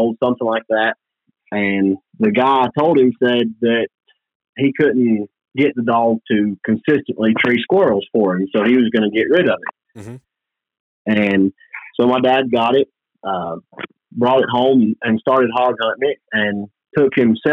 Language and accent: English; Scaly Mountain, North Carolina, United States; I am from Scaly Mountain, North Carolina.